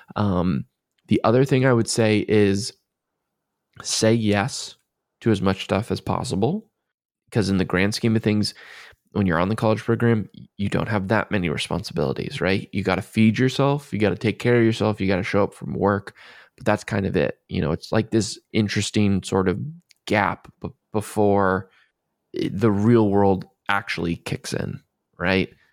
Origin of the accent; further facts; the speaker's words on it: Maryland, United States; I'm from Maryland